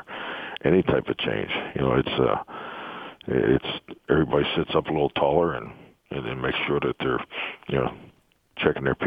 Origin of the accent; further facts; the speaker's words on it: Pittsburgh, Pennsylvania, United States; moved away; growing up in Pittsburgh